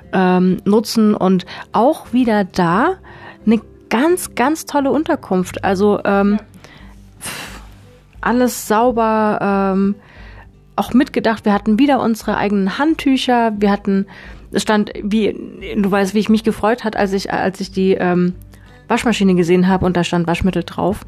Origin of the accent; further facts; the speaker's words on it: Konstanz, Baden-Württemberg, Germany; Wir kommen beide aus Konstanz